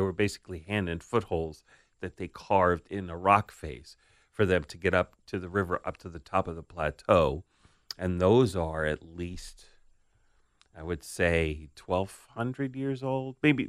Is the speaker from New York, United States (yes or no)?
yes; Staten Island, New York, United States; The house I grew up in on Staten Island was built. It's probably 1917 or 1918, I think.